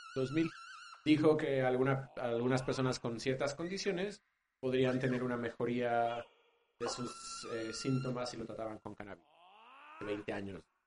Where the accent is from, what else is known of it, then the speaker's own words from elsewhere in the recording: Mexico; somos así los mexicanos